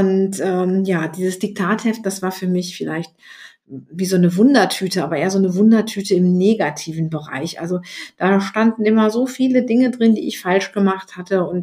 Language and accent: German; North Rhine-Westphalia, Germany; in den 70er Jahren in die Schule gegangen bin und bei uns in Nordrhein-Westfalen war es so, dass die Rechtschreibung ab der fünften Klasse keine Bedeutung mehr hatte.